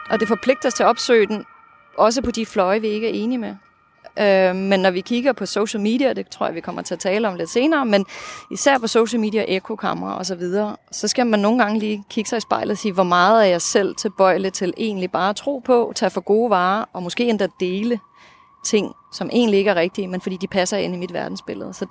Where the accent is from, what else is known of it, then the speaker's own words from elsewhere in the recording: Russia; first language Russian; Danish is a second language; på mit modersmål, mit oprindelige modersmål i hvert fald, det russiske. Det vil sige, det gør, at jeg kan følge med i de russiske medier i dag